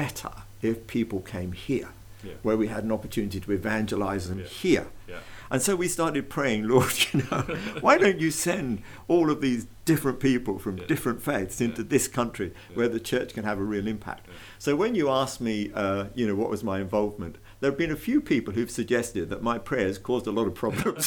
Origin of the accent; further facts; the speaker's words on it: Brighton and Hove, South East England, United Kingdom; moved away as an adult; also born or lived in West London; now in London, United Kingdom; I was born in West London and then I grew up in Brighton and Hove.